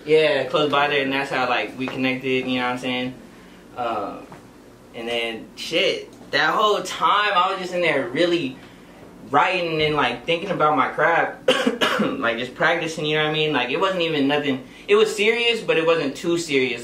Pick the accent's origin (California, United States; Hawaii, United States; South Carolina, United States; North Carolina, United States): California, United States; Orange County; also born or lived in Bellflower, California; it was like mainly mainly Orange County